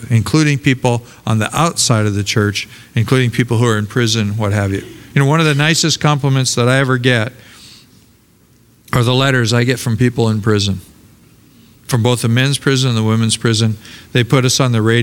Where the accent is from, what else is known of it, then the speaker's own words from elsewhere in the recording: Portland, Oregon, United States; moved away; also born or lived in Los Angeles, California; I grew up in Portland, Oregon